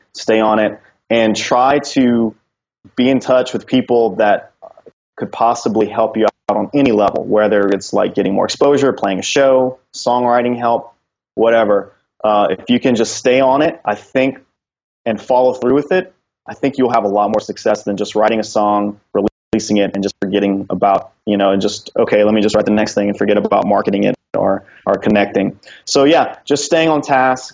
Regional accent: Louisiana, United States; Louisiana. I'm going to have to go with my home state

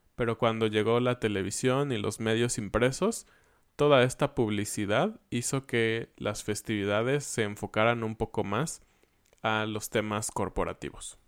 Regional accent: Mexico

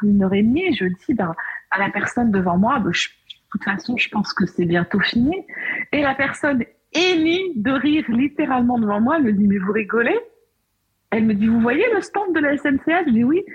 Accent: Beaujolais, Auvergne-Rhône-Alpes, France; Je suis née dans le Beaujolais

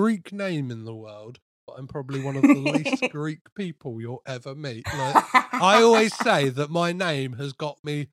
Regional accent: Crawley, South East England, United Kingdom; I'm from Crawley

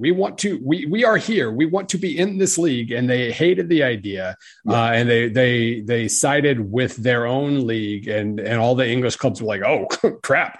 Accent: Oklahoma, United States; I grew up in Oklahoma

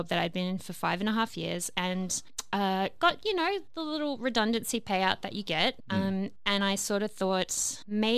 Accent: Australia; also born or lived in London; I'm an Australian

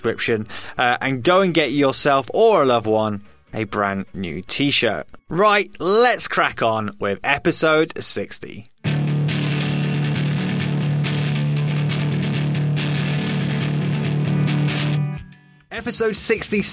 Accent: England, United Kingdom; as an Englishman

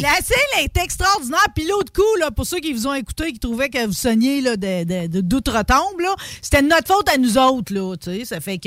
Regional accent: native village in Quebec, Canada; now in Lac-Beauport, Canada; avoir de la neige comme dans mon village natal

